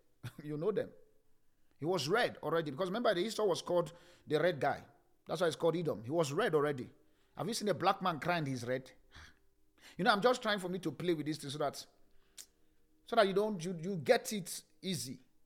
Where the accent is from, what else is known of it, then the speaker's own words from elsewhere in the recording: Nigeria; Nigerians were triggers. That's who we are.